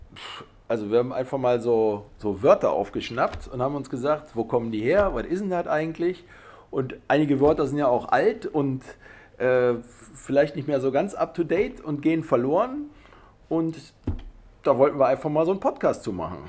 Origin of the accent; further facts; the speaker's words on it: Cologne, North Rhine-Westphalia, Germany; Wir kommen hier aus Köln